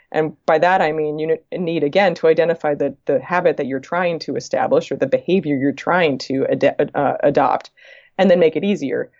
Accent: East Coast, United States; moved away as an adult; also born or lived in California; I'm from the East Coast originally and had been living in California

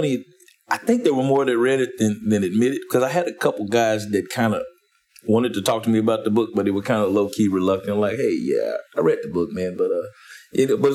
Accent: Wichita, Kansas, United States; also born or lived in Atlanta; I'm from Wichita, Kansas

